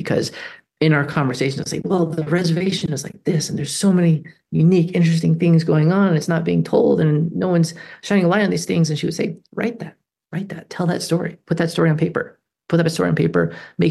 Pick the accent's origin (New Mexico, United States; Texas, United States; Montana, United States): New Mexico, United States; moved away as an adult; I grew up on the Navajo reservation